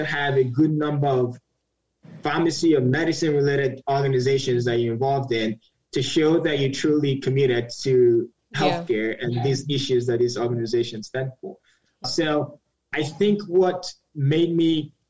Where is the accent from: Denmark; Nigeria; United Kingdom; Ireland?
Nigeria; moved away as an adult; now in United States; I'm Nigerian, moved to the United States when I was 18